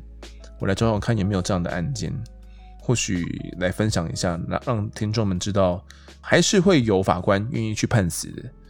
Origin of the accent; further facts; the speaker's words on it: Kaohsiung, Taiwan; 没错，我们都是高雄人呐。